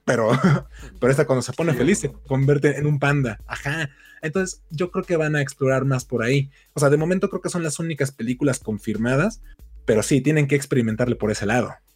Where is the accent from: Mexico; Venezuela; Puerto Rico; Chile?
Mexico; soy un mal mexicano